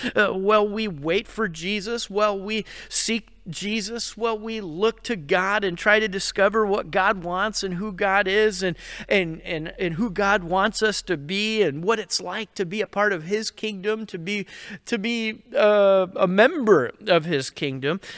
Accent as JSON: {"language": "English", "region": "New York", "country": "United States", "said": "I'm from New York and I've kinda heard about it all my life"}